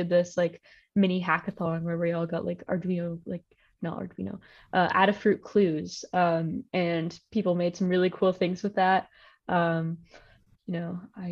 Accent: Virginia, United States; moved away as an adult; Like I'm from Virginia, and I was basically in my basement in Virginia the entire year.

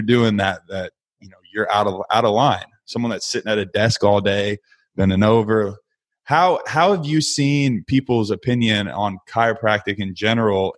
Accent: Dallas-Fort Worth area, Texas, United States; I also spent my time in the DFW area growing up.

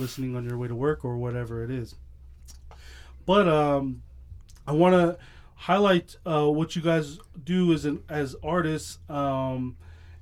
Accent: Provo, Utah, United States; I'm born and raised here. My skin color makes me look like I have a cooler story, but I was born in Provo

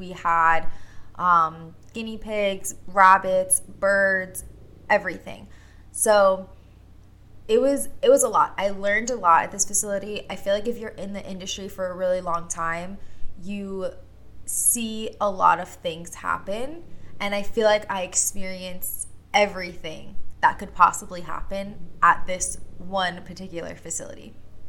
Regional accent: Long Island, New York, United States; I was born and raised on Long Island, still currently here on Long Island.

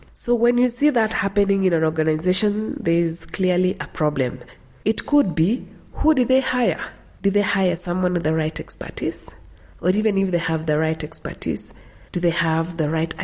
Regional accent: Cherangany Hills, Elgeyo-Marakwet County, Kenya; moved away; growing up in Elgeyo Marakwet in the Cherangany Hills

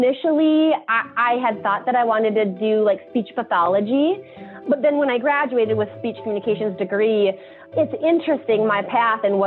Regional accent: Bismarck, North Dakota, United States; also born or lived in Mandan, North Dakota / Regan, North Dakota; me growing up in Mandan, Bismarck

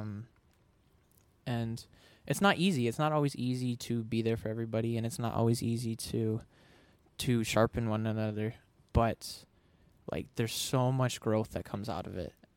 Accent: Michigan, United States; moved away; I moved across the country. I'm from Michigan

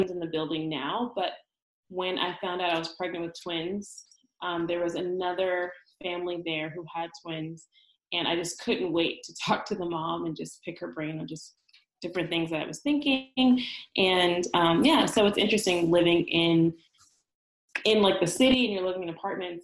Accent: California, United States; moved away as an adult; now in Brooklyn, United States; I'm in California. I came to New York for graduate school back in 2012

